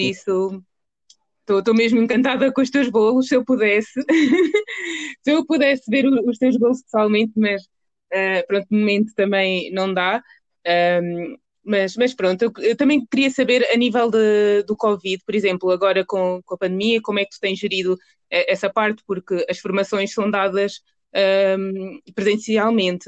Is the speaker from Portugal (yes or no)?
yes; Portugal; nasci em Portugal, mas, mas os meus pais nasceram em Angola.